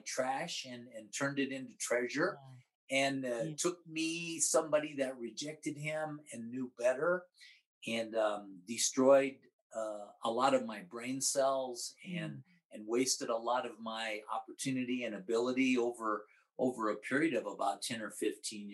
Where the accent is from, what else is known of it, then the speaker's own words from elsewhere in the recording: Omaha, Nebraska, United States; moved away as an adult; also born or lived in Missouri / Amarillo; now in New Mexico, United States; worked in my hometown in Omaha